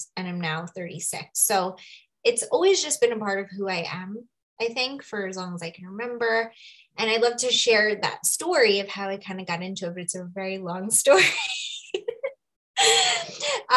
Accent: New York, United States; moved away as an adult; now in Sedona, United States; I currently live in Sedona. I'll share a little bit about how I ended up here, but I'm from New York originally.

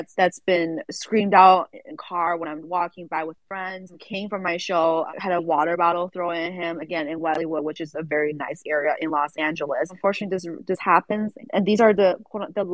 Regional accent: Kunming, Yunnan, China; moved away; I grew up in Kunming, the southern part of China

